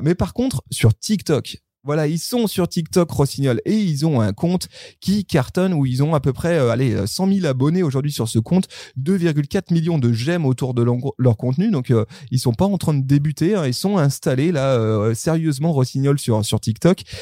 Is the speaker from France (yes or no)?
yes; near Sallanches, Savoie, Auvergne-Rhône-Alpes, France; je suis au Savoyard, voire même je suis à côté. Je suis, je viens d'à côté de Salange